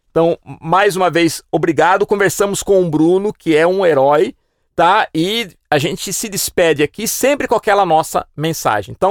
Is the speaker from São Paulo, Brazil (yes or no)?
yes; Piracicaba, São Paulo, Brazil; porque eu também sou um cara que veio do interior, claro. No meu caso, eu tive um fator é, vim de Piracicaba, que é mais próxima de São Paulo.